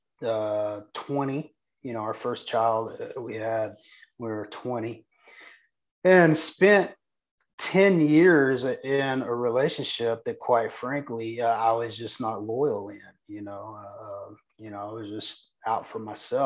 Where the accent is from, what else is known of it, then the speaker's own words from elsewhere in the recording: Texas, United States; I'm just a small town Texas boy. I was born and raised in Texas.